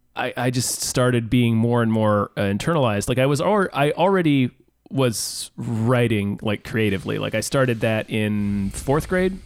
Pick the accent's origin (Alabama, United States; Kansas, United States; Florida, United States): Kansas, United States; also born or lived in Virginia; I moved from Virginia to Kansas